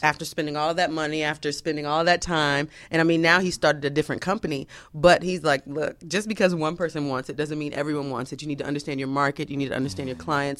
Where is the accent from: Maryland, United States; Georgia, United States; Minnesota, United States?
Georgia, United States; Atlanta; I'm from Atlanta.